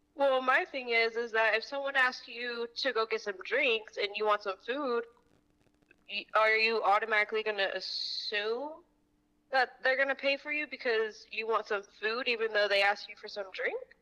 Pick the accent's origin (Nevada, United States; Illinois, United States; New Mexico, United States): New Mexico, United States; Albuquerque; now in Tucson, United States; I am from Albuquerque, New Mexico, but I live in Tucson, Arizona.